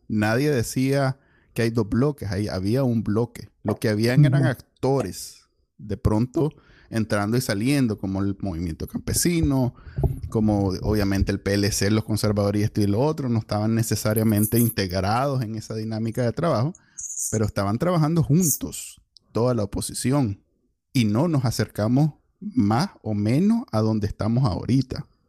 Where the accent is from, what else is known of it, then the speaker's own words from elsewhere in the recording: Nicaragua; así somos los Nica